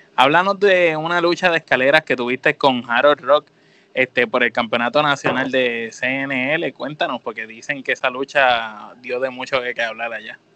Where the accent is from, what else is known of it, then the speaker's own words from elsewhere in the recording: Puerto Rico; nosotros somos puertorriqueños